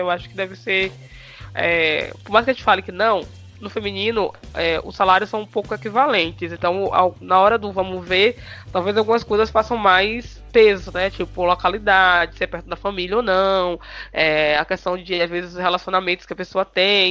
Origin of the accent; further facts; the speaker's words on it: Bahia, Brazil; eu sou nordestina, sou baiana